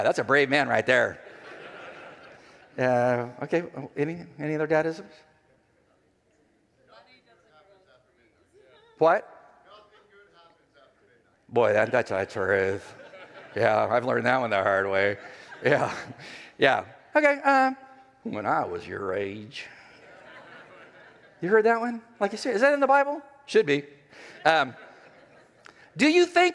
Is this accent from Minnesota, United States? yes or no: no; California, United States; moved away; also born or lived in Los Angeles, California; I'm from California. I mean, I went to college in L.A.